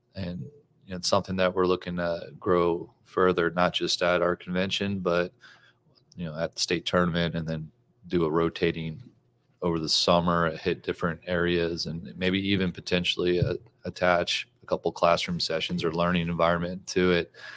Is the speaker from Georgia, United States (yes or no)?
no; Louisiana, United States; now in Texas, United States; I grew up in Louisiana